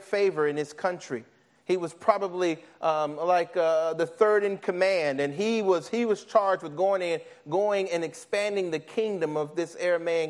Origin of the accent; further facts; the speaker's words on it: Nashville, Tennessee, United States; I'm from Nashville, Tennessee